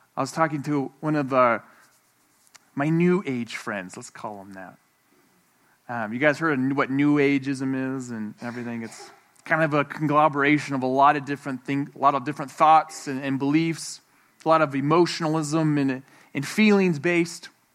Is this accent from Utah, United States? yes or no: yes; Moab, Utah, United States; I'm from Moab